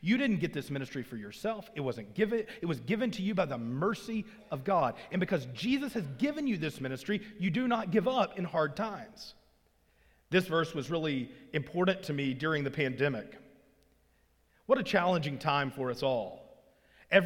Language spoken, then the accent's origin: English; Arkansas, United States; moved away; I grew up in Arkansas, as I said, and as I grew up in Arkansas